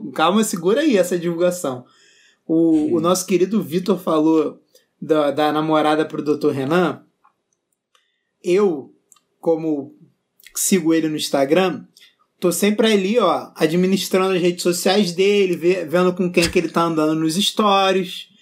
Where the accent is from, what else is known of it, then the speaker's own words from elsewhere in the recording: Rio de Janeiro, Brazil; eu não sou carioca, eu sou tijucano